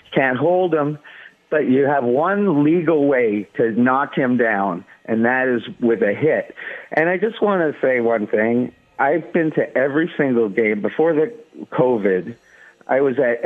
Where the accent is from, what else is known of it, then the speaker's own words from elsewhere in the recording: Toronto, Ontario, Canada; moved away as an adult; now in Las Vegas, United States; I'm from Toronto, Canada originally